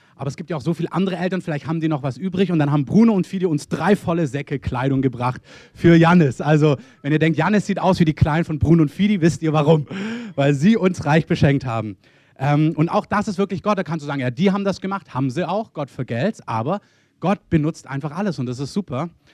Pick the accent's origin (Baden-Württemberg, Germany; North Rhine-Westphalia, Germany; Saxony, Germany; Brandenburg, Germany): Baden-Württemberg, Germany; Swabia; also born or lived in Berlin; Als Schwabe